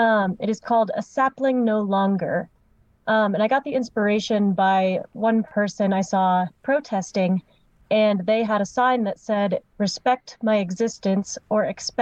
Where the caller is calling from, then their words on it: Evergreen, Colorado, United States; I'm coming from Evergreen, Colorado, but I go to college in Florida.